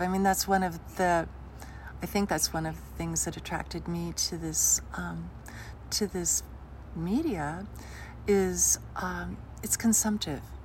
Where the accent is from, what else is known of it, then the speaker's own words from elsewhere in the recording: Jackson, Wyoming, United States; moved away as an adult; also born or lived in Los Angeles; my hometown